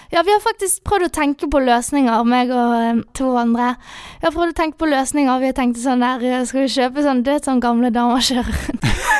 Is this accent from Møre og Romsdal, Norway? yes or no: no; Bergen, Vestland, Norway; moved away as an adult; also born or lived in Sunnmøre; now in Molde, Norway; Den tidligere skolen jeg gikk på hjemme i Bergen på videregående